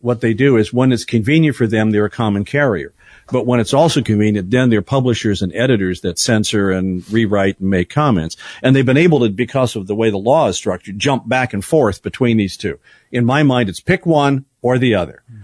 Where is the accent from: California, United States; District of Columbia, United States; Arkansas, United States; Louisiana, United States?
California, United States; San Bernardino; moved away; my hometown of San Bernardino, Riverside